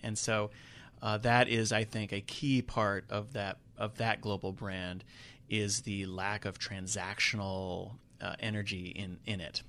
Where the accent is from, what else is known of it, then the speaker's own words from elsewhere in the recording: Charlotte, North Carolina, United States; also born or lived in New York City; I'm not a Charlotte native, but I grew up in Charlotte, so Charlotte has been home for many years